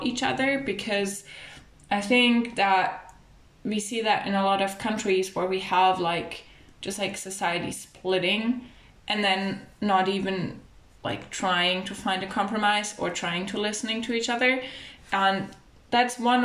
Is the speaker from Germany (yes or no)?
yes; Germany; growing up in Germany, which is really like a multicultural society